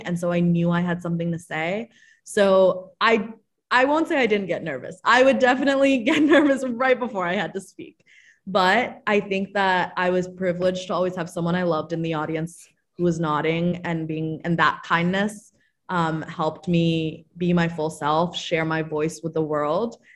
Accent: Maryland, United States; I'm from Maryland

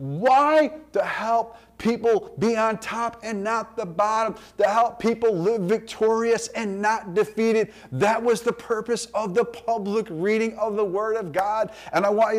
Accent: United States; us as American Christians

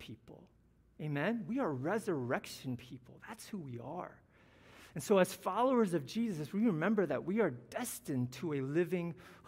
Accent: Ohio, United States; I was born in Ohio to the son of Taiwanese immigrants, a middle-class family. That's where I'm from

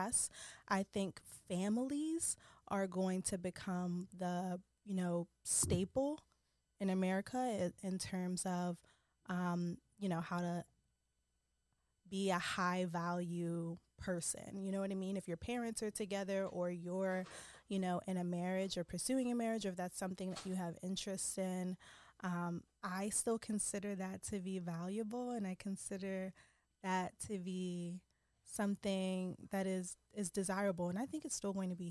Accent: Philadelphia, Pennsylvania, United States; I am from Philadelphia, Pennsylvania.

